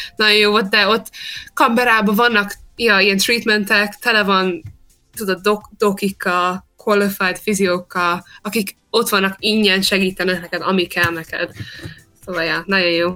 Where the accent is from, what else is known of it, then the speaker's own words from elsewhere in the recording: Australia; also born or lived in Hungary; amikor kettő éves voltam, kiköltöztünk, szóval itt nőttem fel